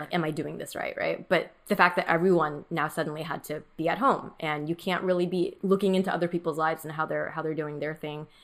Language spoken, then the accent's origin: English; Orange County, California, United States; first language Mandarin; English is a second language; I grew up in Orange County, which is, like, all white people